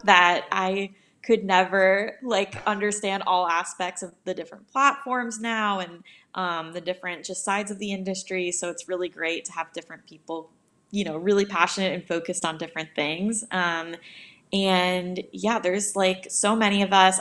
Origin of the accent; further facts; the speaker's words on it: New York, United States; now in Los Angeles, United States; I'm from New York, but I actually live out in L A now